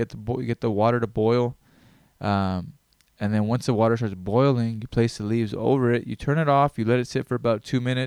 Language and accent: English; Greenville, California, United States; I grew up in Greenville, California.